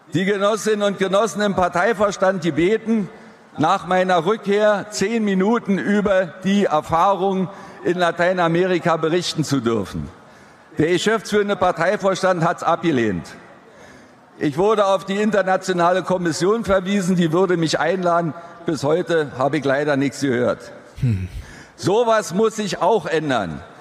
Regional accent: Berlin, Germany; now in Gottberg, Germany; Ich stamme ursprünglich, hört man vielleicht noch, aus Berlin, bin dort geboren worden im Krankenhaus der Deutschen Volkspolizei

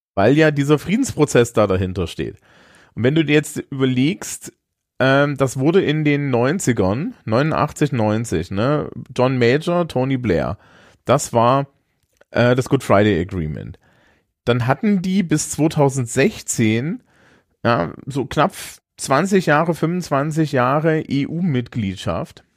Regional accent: Germany; als wir als Deutsche

